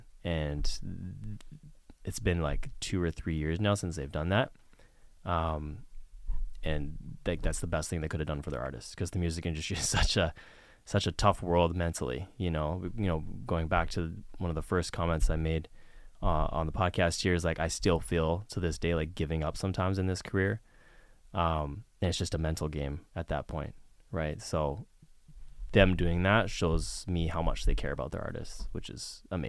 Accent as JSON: {"language": "English", "town": "Vancouver", "region": "British Columbia", "country": "Canada", "tie": "born or raised there", "said": "So I grew up in Vancouver, British Columbia. My best friends are there."}